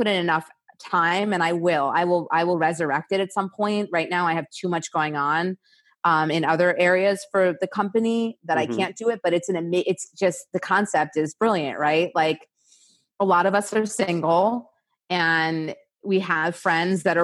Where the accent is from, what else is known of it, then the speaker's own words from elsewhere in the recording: New York City, New York, United States; now in California, United States; I'm from New York City